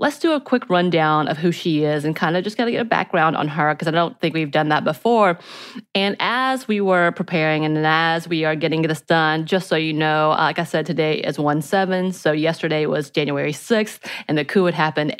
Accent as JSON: {"language": "English", "region": "Georgia", "country": "United States", "tie": "born or raised there", "said": "where I grew up are very red"}